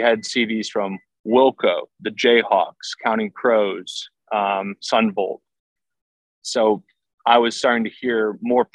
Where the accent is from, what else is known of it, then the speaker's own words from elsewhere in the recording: West Chester, Pennsylvania, United States; I grew up in Southeast Pennsylvania, a town called Westchester.